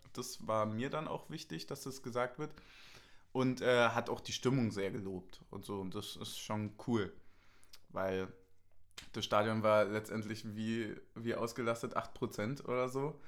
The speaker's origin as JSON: {"language": "German", "country": "Germany", "said": "als Deutscher mit blonden Haaren"}